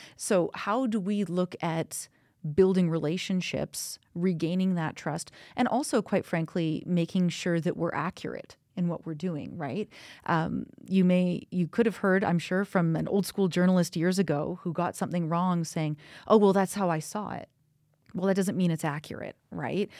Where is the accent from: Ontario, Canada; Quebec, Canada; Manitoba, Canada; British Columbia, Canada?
British Columbia, Canada; Kamloops; now in Calgary, Canada; I'm actually from Kamloops and that's in British Columbia.